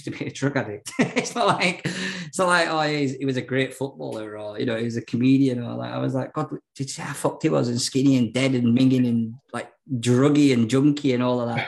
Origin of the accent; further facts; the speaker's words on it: Ireland; I'm Irish.